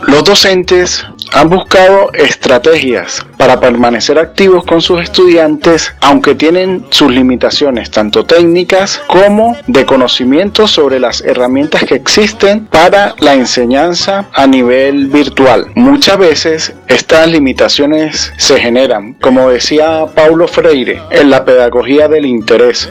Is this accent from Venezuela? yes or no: yes; Boca de Canelles, Táchira, Venezuela; soy de Boca de Canelles, Estado Táchira